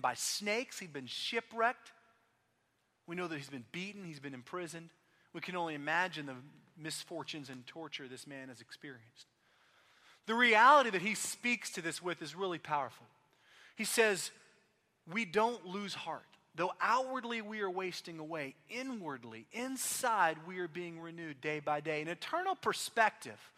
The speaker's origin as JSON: {"language": "English", "town": "Austin", "region": "Texas", "country": "United States", "tie": "born or raised there", "moved": "yes", "lives_now": "Oklahoma City, United States", "said": "I grew up in Austin"}